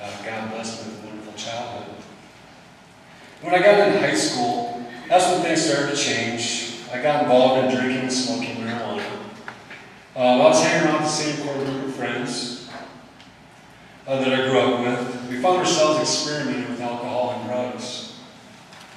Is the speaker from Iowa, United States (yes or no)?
yes; Cedar Falls, Iowa, United States; I grew up in Cedar Falls, Iowa.